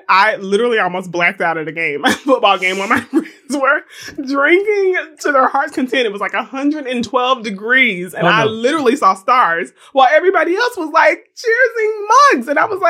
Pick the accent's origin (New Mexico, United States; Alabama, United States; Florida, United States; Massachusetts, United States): Florida, United States; I'm from Florida.